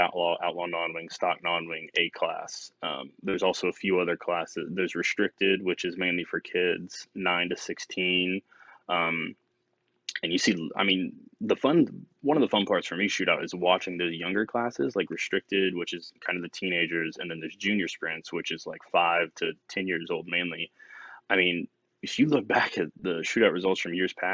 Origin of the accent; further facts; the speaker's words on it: Tulsa, Oklahoma, United States; I'm from Oklahoma. I was born 2 miles away from the Expo